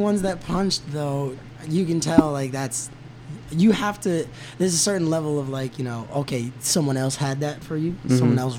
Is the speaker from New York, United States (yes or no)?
yes; New York, United States; we grew up in New York.